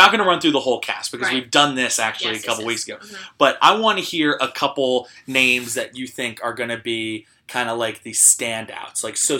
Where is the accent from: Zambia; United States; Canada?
United States; New Jersey